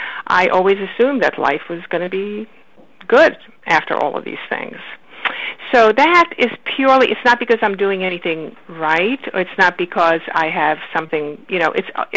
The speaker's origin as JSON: {"language": "English", "country": "Romania", "tie": "born there", "also_born_or_lived": "Israel", "moved": "yes", "said": "You know, then we traveled from country to country, because I was born in Romania, and then we went to Israel, and then we came here."}